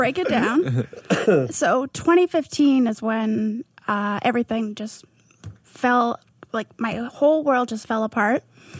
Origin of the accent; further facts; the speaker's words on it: Mission, British Columbia, Canada; I was born in Mission